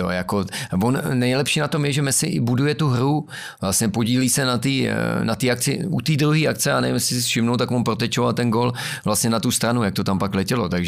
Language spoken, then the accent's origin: Czech; Bohemia, Czechia; Že je to vyřešený tím, že jsem vlastně já z Čech přijel.